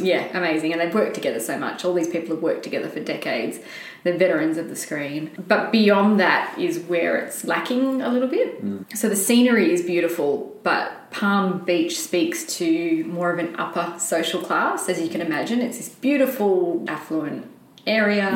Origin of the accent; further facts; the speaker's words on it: Scotland, United Kingdom; I'm Scottish